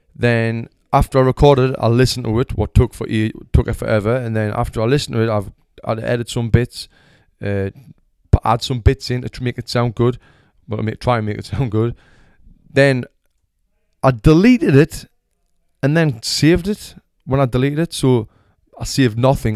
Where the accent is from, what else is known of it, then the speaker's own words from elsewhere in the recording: Sunderland, North East England, United Kingdom; moved away as an adult; now in Los Angeles, United States; I was born in Sunderland, Royal Hospital. Lived there since forever until I was, like, twenty-six years old